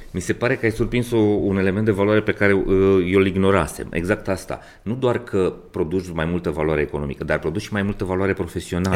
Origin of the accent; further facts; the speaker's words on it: Brașov, Brașov County, Romania; also born or lived in Maramureș; eu sunt brașovean, măritat în Maramureș